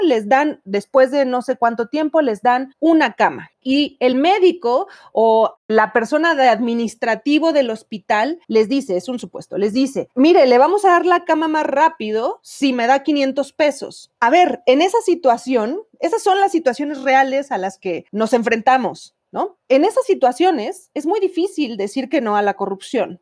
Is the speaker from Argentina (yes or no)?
no; Mexico; porque somos mexicanos